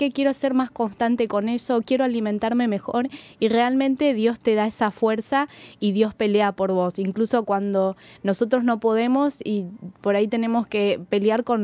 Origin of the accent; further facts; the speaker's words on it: Montecarlo, Misiones, Argentina; Soy de Monte Carlo, allí se celebra la Fiesta Nacional de la Orquídea y Provincial de la Flor